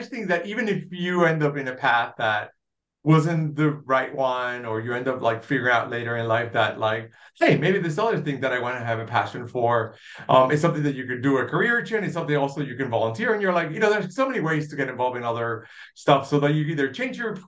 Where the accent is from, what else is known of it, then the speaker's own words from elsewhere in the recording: Dorado, Puerto Rico; moved away as an adult; also born or lived in Pennsylvania / New York City; now in Kansas City, United States; I was born and raised in Puerto Rico. I grew up in a small town, Dorado.